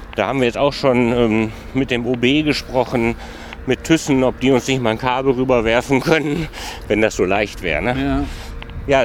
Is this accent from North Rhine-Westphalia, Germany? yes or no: yes; Mülheim an der Ruhr, North Rhine-Westphalia, Germany; ich komme aus Mülheim